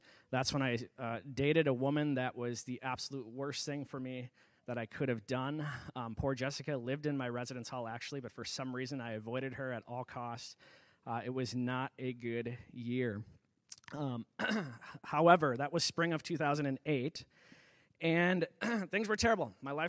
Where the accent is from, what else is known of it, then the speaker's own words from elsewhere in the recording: Edgar, United States; But yeah, I was raised in Edgar, close family, went to church every Sunday.